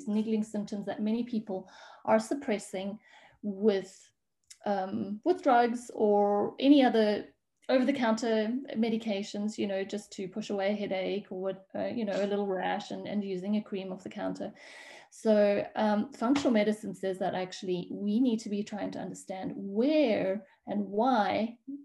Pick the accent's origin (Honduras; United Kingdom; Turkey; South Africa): South Africa; moved away as an adult; now in Switzerland; I'm actually a South African, and I moved away from South Africa about 13 years ago